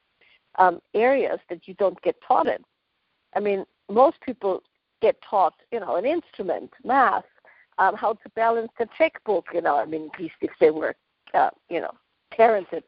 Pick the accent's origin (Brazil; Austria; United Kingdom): Austria; now in West Coast, United States; I grew up in Austria, so far away from Esalen